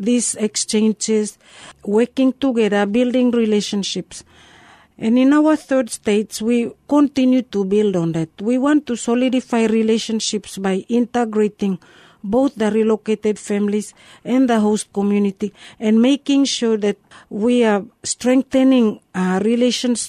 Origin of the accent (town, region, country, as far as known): Carteret Islands, Bougainville, Papua New Guinea